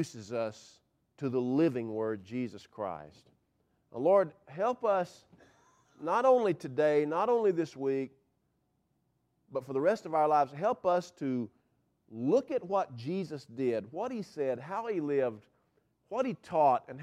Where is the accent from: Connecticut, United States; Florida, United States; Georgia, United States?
Georgia, United States; Cumming; I grew up on north of the equator in Forsyth County